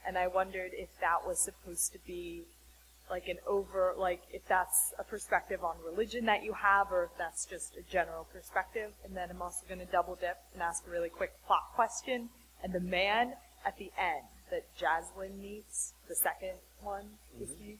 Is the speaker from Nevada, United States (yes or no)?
no; Ocean View, Delaware, United States; I'm from Ocean View, Delaware.